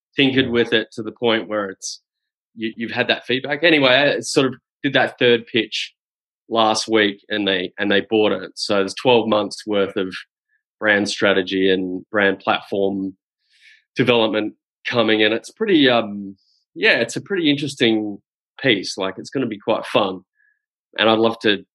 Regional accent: Adelaide, South Australia, Australia; moved away; I'm from Adelaide originally

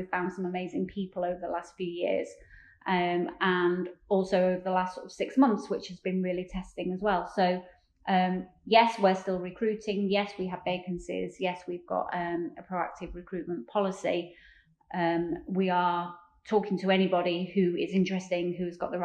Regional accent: Lancashire, North West England, United Kingdom; also born or lived in Yorkshire; I was born in Yorkshire, can I say that? And then quite simply moved over with my family and my parents to Lancashire. And that's where I've then stayed, gone to school, grown up, made my friends.

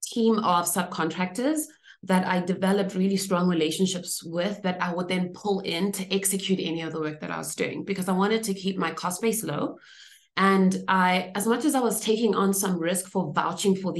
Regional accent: Zimbabwe; moved away; I grew up in Zimbabwe, where we, you know, had just achieved independence just around the time that I was born

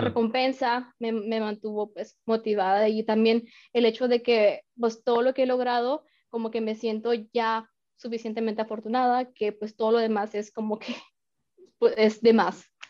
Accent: Mexico; moved away as an adult; also born or lived in France; now in Arizona, United States; soy mexicana, y pues eh, apenas tiene em, un año y medio eh, que estoy viviendo en Estados Unidos

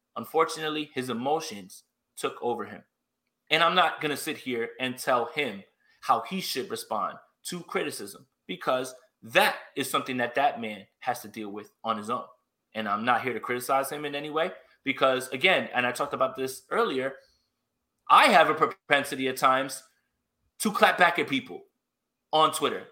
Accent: New York, United States; I'm from New York

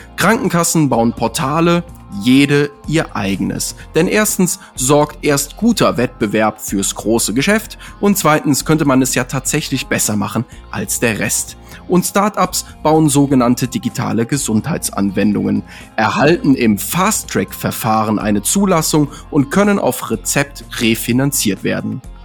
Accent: near Cologne, North Rhine-Westphalia, Germany; moved away; ich bin ja gebürtig aus der Ecke da von Köln

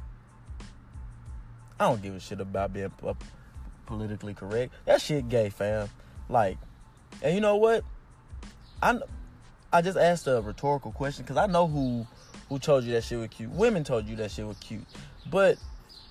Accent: United States; I'm American

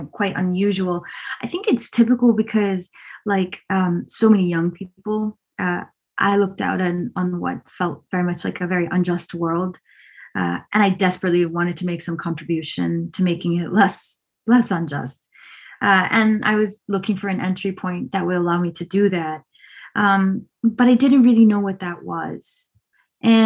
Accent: Afghanistan; I was born in Afghanistan during the Soviet invasion

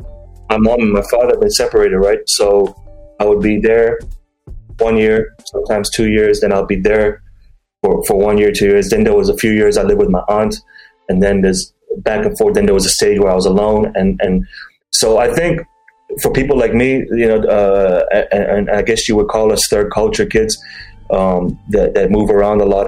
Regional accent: Dubai, United Arab Emirates; I'm from Dubai

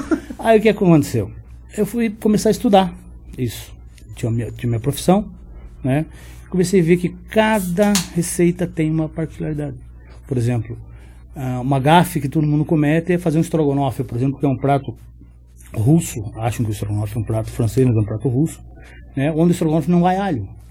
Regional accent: Paraná, Brazil; eu sou aqui do, do Paraná

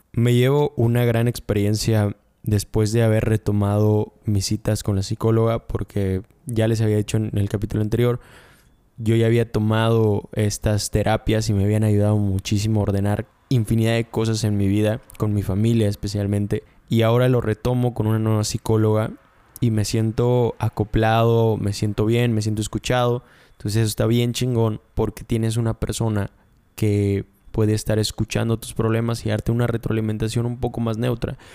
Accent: Mérida, Yucatán, Mexico; yo soy de Mérida, y soy de Yucatán

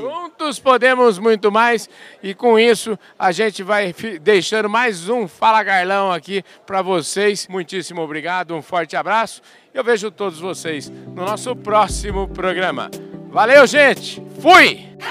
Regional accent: Porangaba, São Paulo, Brazil; accent: caipira; eu nasci em Porangaba, fica 90 quilômetros de Botucatu.

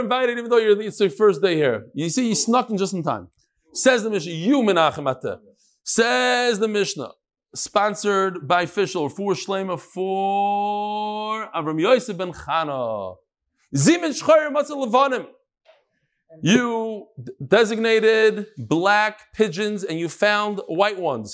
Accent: New York, United States; I'm from New York

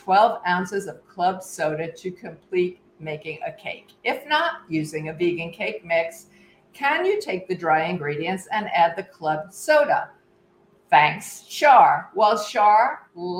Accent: New York City, New York, United States; I'm from Brooklyn

